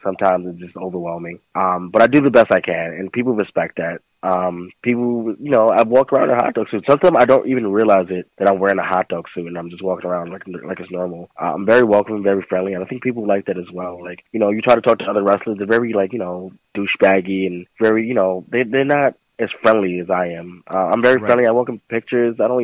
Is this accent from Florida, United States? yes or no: no; New York City, New York, United States; Especially where I come from. I'm from the South Bronx